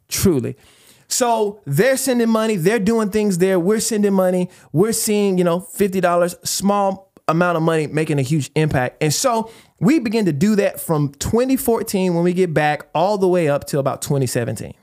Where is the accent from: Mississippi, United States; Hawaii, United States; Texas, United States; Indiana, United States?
Texas, United States; East; we are Texans, man. Like, we grew up in East Texas